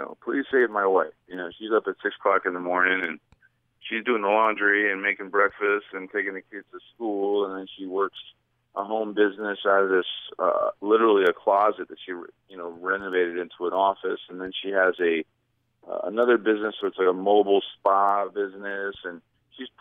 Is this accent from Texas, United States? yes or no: no; New Jersey, United States; moved away as an adult; also born or lived in Brazil / New York City / Los Angeles; I just grew up in a small town in New Jersey